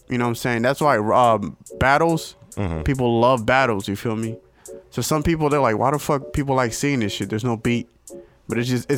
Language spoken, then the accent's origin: English; Jackson, United States; born there; I'm saying I was born in Jackson.